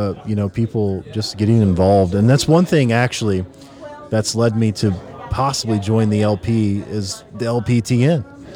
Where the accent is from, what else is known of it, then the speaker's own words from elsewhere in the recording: Nashville, Tennessee, United States; I mean, we're from Nashville, so this is our town.